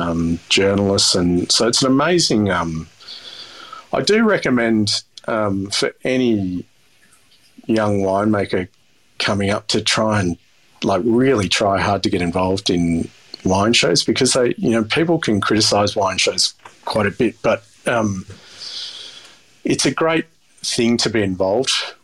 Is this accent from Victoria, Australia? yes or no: no; New South Wales, Australia